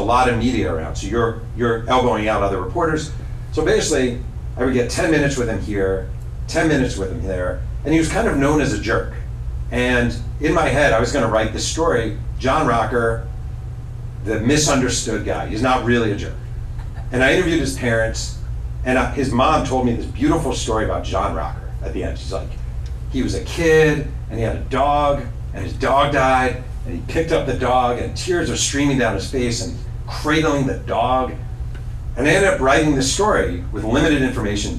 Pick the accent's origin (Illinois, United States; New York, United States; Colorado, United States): New York, United States; moved away as an adult; now in Laguna Niguel, United States; I was born and raised in New York